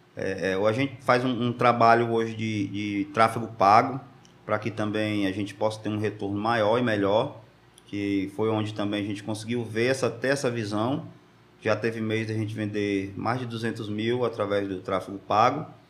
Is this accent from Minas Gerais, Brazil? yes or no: no; Maracanaú, Ceará, Brazil; Sou do Maracanãú, já está com mais de 20 anos